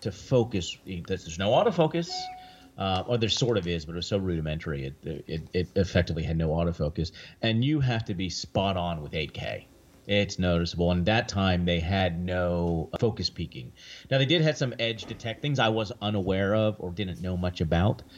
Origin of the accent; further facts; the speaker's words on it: near Three Mile Island, Pennsylvania, United States; I grew up near Three Mile Island